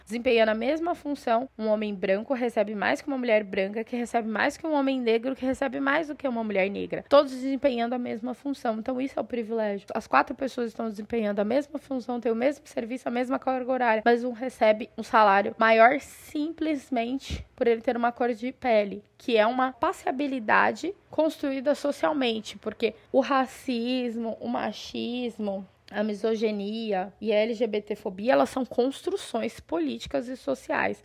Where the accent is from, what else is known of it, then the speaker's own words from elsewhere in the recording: São Paulo, Brazil; moved away as an adult; now in Mato Grosso, Brazil; eu sou de São Paulo, morei a minha vida inteira na cidade de São Paulo